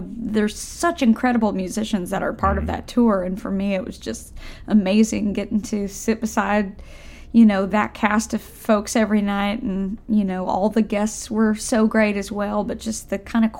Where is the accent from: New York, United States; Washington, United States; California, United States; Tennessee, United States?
Tennessee, United States; also born or lived in Nashville, Tennessee; I grew up in Tennessee. I live in Nashville now, but I grew up a couple hours away out in the country